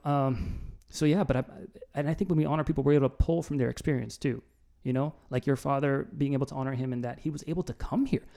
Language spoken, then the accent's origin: English; New Jersey, United States; I'm from Jersey.